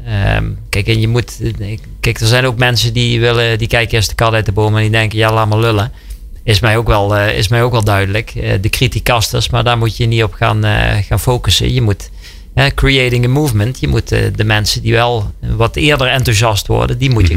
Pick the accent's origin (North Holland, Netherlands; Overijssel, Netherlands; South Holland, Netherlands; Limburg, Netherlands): Limburg, Netherlands; Wij komen uit Limburg